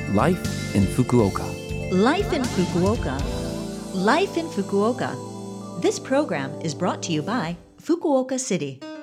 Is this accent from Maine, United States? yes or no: no; Detroit, Michigan, United States; now in Japan; my hometown, Detroit.